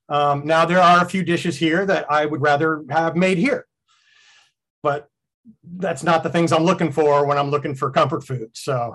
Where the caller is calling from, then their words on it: Frankston, Victoria, Australia; I am joining you from Melbourne, Australia, on the far side of the world, on the other hemisphere, actually, from the lovely port of Melbourne. In the lovely city of Melbourne, in the suburb of Frankston.